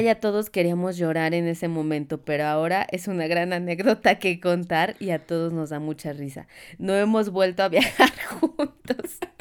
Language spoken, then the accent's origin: Spanish; Mexico; soy de México